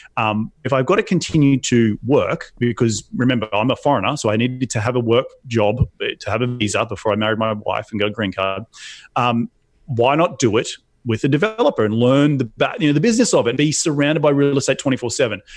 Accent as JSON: {"language": "English", "country": "Australia", "also_born_or_lived": "New York City, United States", "moved": "as an adult", "lives_now": "United States", "said": "my home country of Australia"}